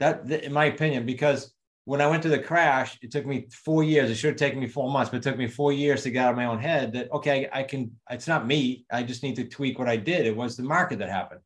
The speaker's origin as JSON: {"language": "English", "region": "New England", "country": "United States", "accent": "New England", "said": "my New England accent"}